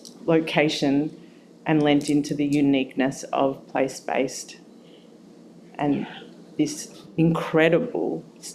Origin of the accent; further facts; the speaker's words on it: Melbourne, Victoria, Australia; moved away as an adult; now in Brisbane, Australia; So I'm originally from Melbourne, and I moved to Brisbane 10 years ago.